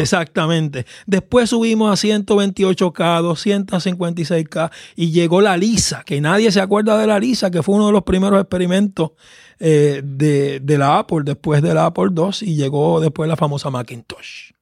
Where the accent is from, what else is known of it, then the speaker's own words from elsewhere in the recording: Caguas, Puerto Rico; yo soy del país de Caguas, un valle al centro de la isla, eh, donde me crié y conocí el Evangelio